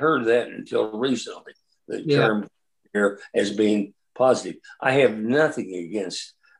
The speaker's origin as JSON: {"language": "English", "region": "Midwest", "country": "United States", "tie": "born or raised there", "said": "I was born in the Midwest, grew up there."}